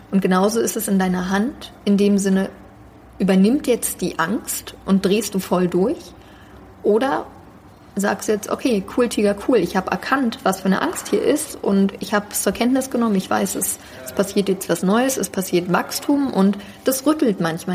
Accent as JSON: {"language": "German", "region": "Berlin", "country": "Germany", "tie": "born or raised there", "said": "ich bin äh, also in Berlin aufgewachsen"}